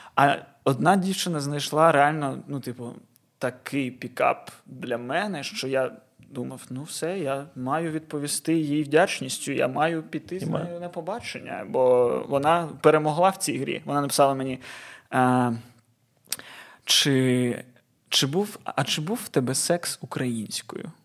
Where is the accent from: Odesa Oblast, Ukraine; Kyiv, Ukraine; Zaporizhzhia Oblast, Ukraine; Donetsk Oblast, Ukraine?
Odesa Oblast, Ukraine; Odesa; ми українську розмовляємо, будучи людьми з Одеси